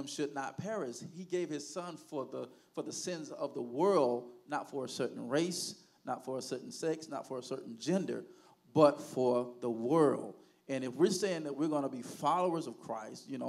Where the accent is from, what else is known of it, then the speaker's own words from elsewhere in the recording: Haines City, Florida, United States; I grew up in Haines City all my life